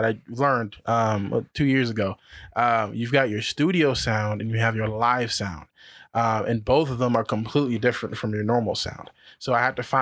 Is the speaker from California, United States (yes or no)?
yes; Colton, California, United States; I grew up in Colton.